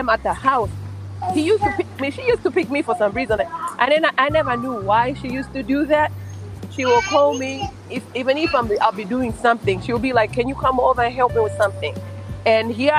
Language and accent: English; Tanzania; now in Hanover, United States; I'm from Tanzania, living in the U.S. I live in Hanover, Maryland.